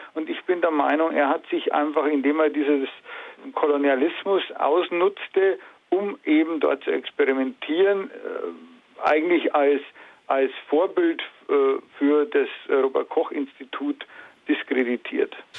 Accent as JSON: {"language": "German", "country": "Germany", "said": "als Deutsche"}